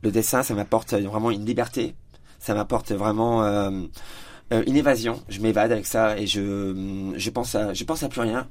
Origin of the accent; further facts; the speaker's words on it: Épernay, Grand Est, France; now in Châlons-en-Champagne, France; Je suis marnais, donc euh, je suis d'Épernay à la base, je suis éperné de naissance